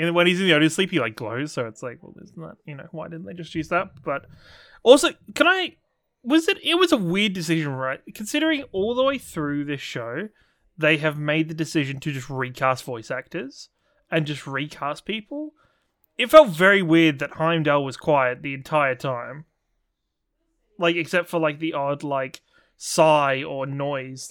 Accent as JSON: {"language": "English", "region": "England", "country": "United Kingdom", "said": "as an English person."}